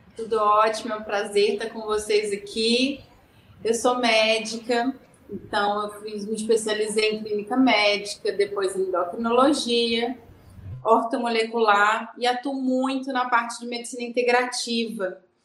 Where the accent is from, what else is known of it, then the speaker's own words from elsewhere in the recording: Rio de Janeiro, Brazil; moved away as an adult; now in Belo Horizonte, Brazil; sou carioca, mas moro em Minas Gerais agora. Casei com mineiro e vim para Belo Horizonte